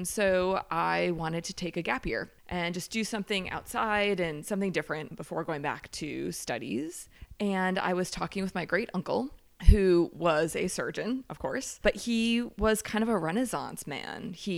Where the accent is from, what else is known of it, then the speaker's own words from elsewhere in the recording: Heidelberg, Baden-Württemberg, Germany; born there; I was born in Heidelberg, Germany.